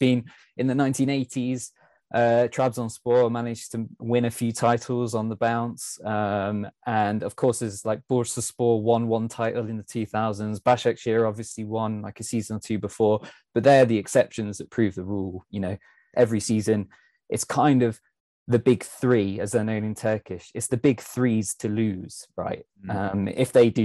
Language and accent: English; Leicester, East Midlands, United Kingdom; I'm actually from Leicester.